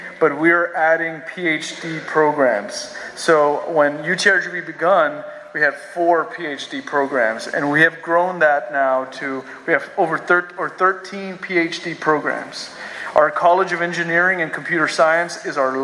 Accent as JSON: {"language": "English", "area": "Rio Grande Valley", "region": "Texas", "country": "United States", "moved": "yes", "said": "I'm from the Valley, had left for a while, but coming back to the Valley, I came back in 2015"}